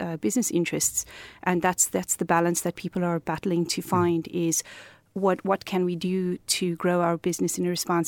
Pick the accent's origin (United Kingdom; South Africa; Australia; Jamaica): South Africa; moved away as an adult; now in Cork, Ireland; I'm originally from South Africa. We arrived here 2 years ago